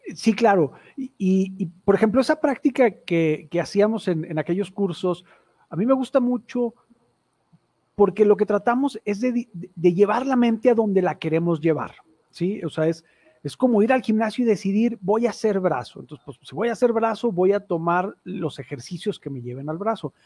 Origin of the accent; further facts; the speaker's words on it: Mexico; also born or lived in Torreón; un antecedente como muchos mexicanos muy, muy, muy este, religioso y católico en mi familia